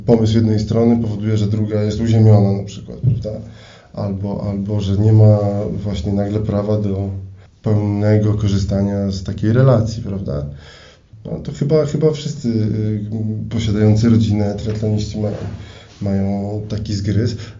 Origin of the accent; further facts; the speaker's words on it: Elbląg, Warmian-Masurian Voivodeship, Poland; w Elblągu, skąd pochodzę